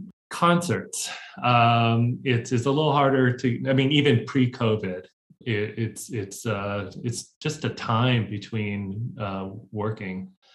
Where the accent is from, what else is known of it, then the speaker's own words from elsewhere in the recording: Hong Kong; also born or lived in Boston, United States; I grew up in Hong Kong and Boston. So a bit of a split.